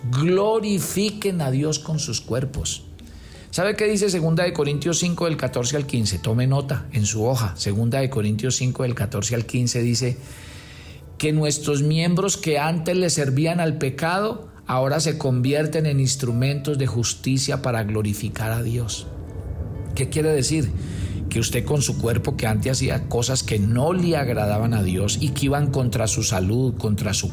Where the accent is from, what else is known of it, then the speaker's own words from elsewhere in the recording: Colombia; como buenos colombianos, ahí mismo empezaron a pedir la agenda